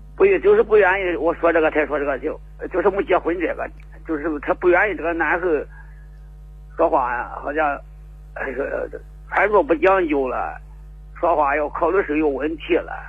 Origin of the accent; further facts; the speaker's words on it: Zhenping, Henan, China; 我是真平人